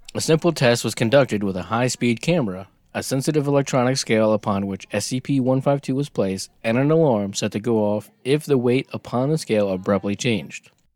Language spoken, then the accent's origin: English; United States; we're American